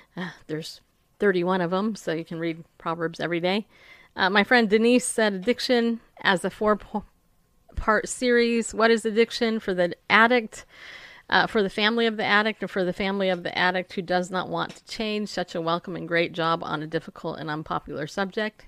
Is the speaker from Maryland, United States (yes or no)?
no; California, United States; also born or lived in New York; I grew up in California